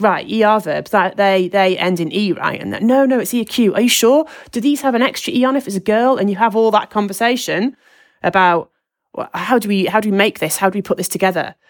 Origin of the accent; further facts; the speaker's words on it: Lancashire, North West England, United Kingdom; I'm from Lancashire